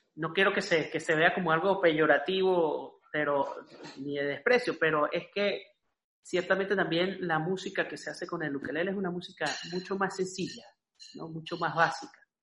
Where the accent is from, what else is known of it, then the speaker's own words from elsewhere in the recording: Andes, Venezuela; yo, soy de los Andes